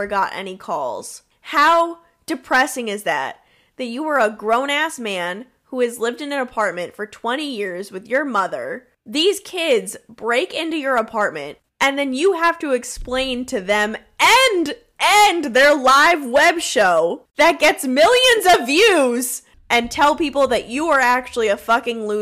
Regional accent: New York, United States; accent: New York; I also have a New York accent

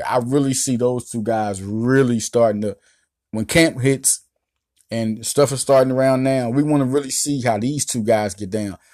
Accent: Philadelphia, Pennsylvania, United States; I'm from Philly

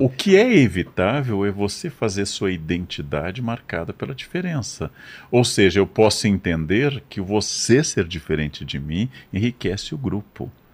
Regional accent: Brazil; eu sendo brasileiro

